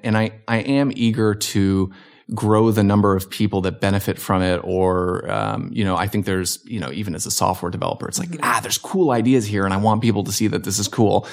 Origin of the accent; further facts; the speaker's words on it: Hamilton, Ontario, Canada; also born or lived in Virginia Beach, United States / Arizona, United States; now in Simi Valley, United States; I grew up in Canada, so okay. I was from Southern Ontario, Hamilton, Ontario